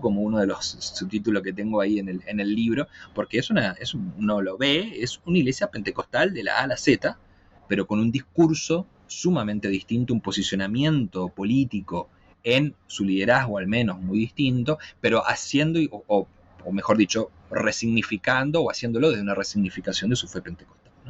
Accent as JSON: {"language": "Spanish", "country": "Argentina", "moved": "as an adult", "lives_now": "Chile"}